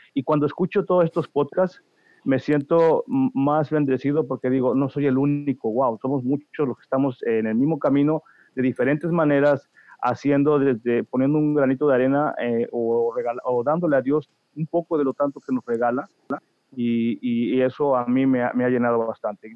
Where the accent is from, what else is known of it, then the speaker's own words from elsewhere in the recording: Veracruz, Mexico; moved away as an adult; now in New Jersey, United States; Yo soy del estado de Veracruz, de hmm. un pueblo muy pequeño en la parte central, Plan de las Saya se llama